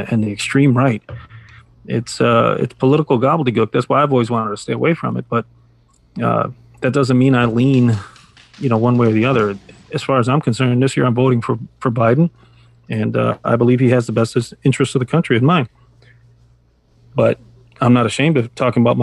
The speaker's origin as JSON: {"language": "English", "town": "Chicago", "region": "Illinois", "country": "United States", "tie": "born or raised there", "said": "I was born and raised in Chicago"}